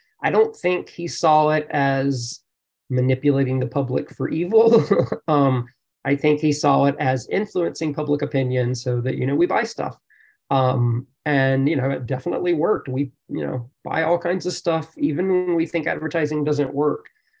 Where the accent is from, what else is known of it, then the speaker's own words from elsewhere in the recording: the South, United States; growing up in the South, it's, you know, it's a real racial belief.